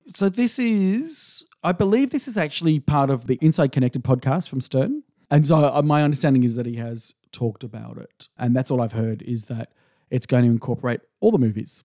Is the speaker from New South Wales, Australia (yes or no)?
yes; Sydney, New South Wales, Australia; moved away; I'm, I'm originally from Sydney